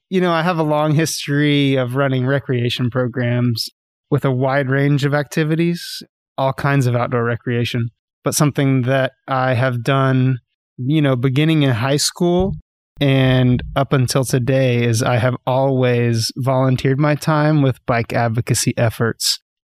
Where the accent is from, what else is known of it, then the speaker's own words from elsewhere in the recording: Dallas, Texas, United States; now in Northwest Arkansas, United States; I grew up in Texas, okay. Dallas, Texas.